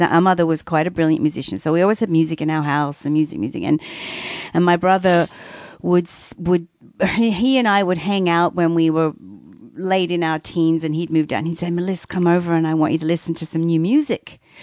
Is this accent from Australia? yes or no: yes; Australia; moved away; as an Australian kid